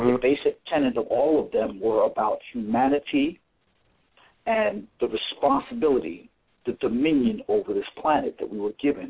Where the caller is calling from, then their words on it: New York City, New York, United States; New York